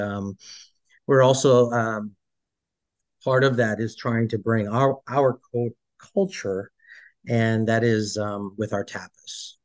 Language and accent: English; Boston, Massachusetts, United States; moved away as an adult; now in Portland, Maine, United States; born and raised in Massachusetts. Uh, okay. started off early on in uh, Dorchester